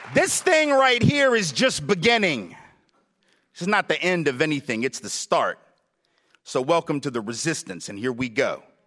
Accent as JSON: {"language": "English", "region": "the South", "country": "United States", "tie": "born or raised there", "said": "I'm from the South, lived in the South all my life"}